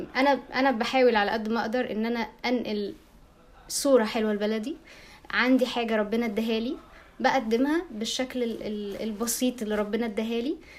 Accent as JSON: {"language": "Arabic", "country": "Egypt", "said": "عندنا في مصر"}